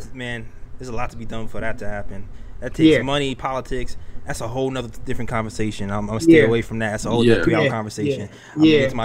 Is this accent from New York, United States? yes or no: yes; New York City, New York, United States; I'm from Brooklyn, right? But I'm not a hood dude. Right. I'm a middle class dude.